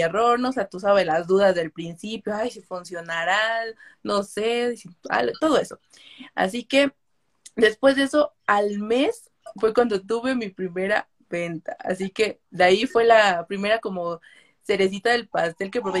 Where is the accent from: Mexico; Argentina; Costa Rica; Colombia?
Mexico; tengo 23 años, soy de México